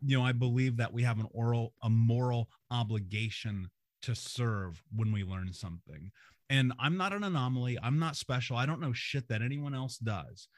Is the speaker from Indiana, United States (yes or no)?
yes; Indianapolis, Indiana, United States; I grew up in America. I grew up in Indianapolis